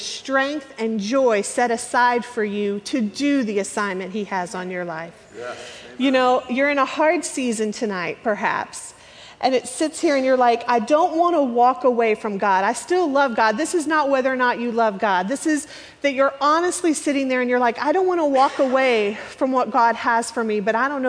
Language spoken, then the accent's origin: English; The Woodlands, Texas, United States; I'm from the Woodlands.